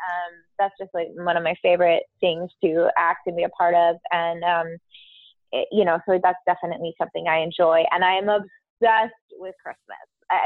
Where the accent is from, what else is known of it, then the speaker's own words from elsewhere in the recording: San Diego, California, United States; I grew up in San Diego, California